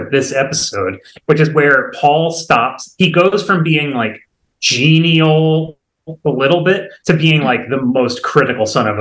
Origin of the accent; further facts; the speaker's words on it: United States; as an American